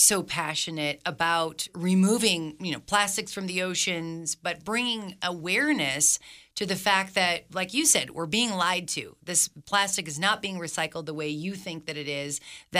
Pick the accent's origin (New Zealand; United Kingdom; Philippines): Philippines; now in Reno, United States; I grew up in the Philippines. My father worked for the government, and I was there, evacuated during Mount Pinatubo when the mountain blew up.